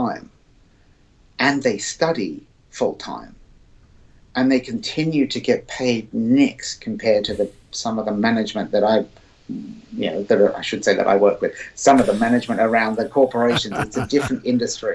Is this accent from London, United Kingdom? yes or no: no; Surrey, South East England, United Kingdom; I grew up in England in a county called Surrey.